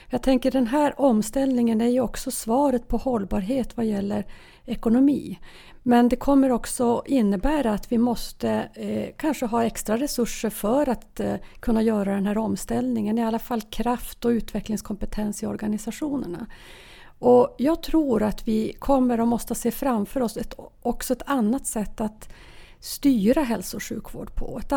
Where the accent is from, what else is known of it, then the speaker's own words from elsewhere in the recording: Norrbotten County, Sweden; Norrbotten, ja jag kommer från Norrbotten.